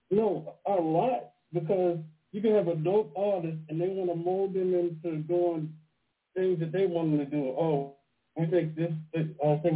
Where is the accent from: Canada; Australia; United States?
United States; Pittsburgh, Pennsylvania; now in Baltimore, United States; I'm calling from Baltimore right now, but I'm from Pennsylvania, from Pittsburgh.